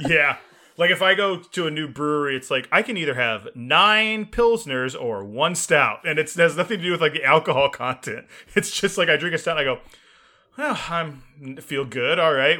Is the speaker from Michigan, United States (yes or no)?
no; Texas, United States; also born or lived in Illinois / Maryland; growing up in Texas